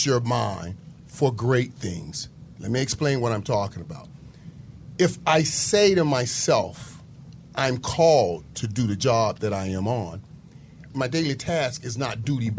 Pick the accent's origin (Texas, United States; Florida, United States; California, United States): Florida, United States; Fort Lauderdale; I'm the 15th or 17th kid, so you're growing up in Fort Lauderdale.